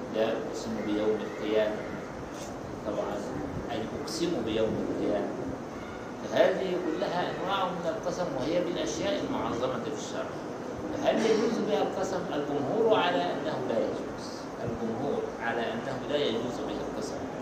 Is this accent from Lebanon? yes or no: no; Egypt; احنا عندنا في مصر